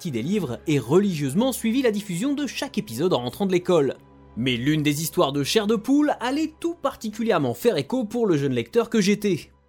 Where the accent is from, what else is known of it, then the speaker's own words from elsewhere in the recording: France; nous, euh, on est français, on va quand même pas fêter ça